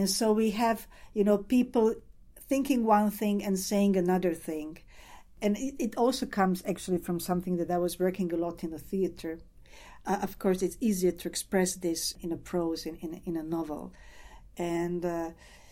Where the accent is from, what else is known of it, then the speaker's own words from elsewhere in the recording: Croatia; I'm coming from Croatia